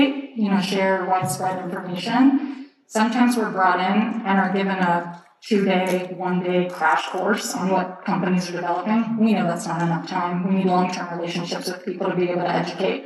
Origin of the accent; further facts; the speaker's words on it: Texas, United States; I'm from Texas, from the US.